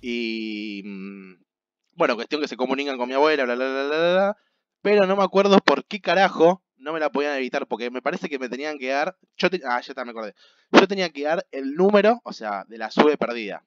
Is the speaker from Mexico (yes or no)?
no; Argentina; soy argentino